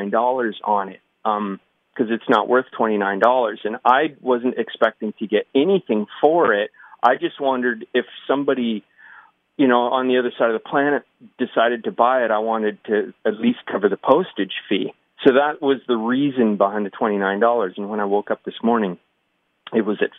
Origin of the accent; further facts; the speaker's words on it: Waterloo, Ontario, Canada; I'm from Waterloo